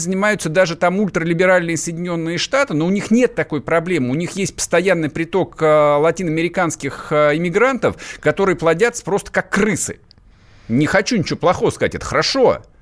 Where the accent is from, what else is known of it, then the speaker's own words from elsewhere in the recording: North Caucasus, Russia; как уроженец Северного Кавказа, да, одну семью иметь дома, да, одну еще содержать в России.